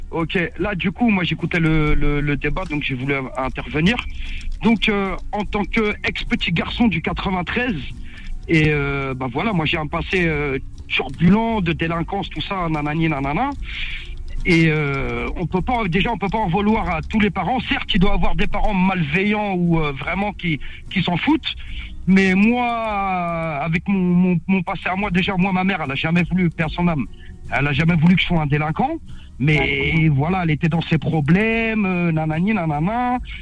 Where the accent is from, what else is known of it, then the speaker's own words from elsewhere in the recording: Villetaneuse, Île-de-France, France; l'endroit où j'ai grandi à Cité Grand Con à Viltaneuse